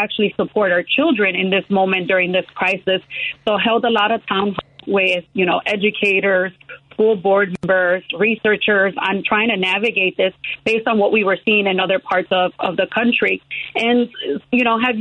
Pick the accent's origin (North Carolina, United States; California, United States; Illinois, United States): Illinois, United States; Chicago; I was born and raised in the Pilsen community, exactly where I'm seeking to serve.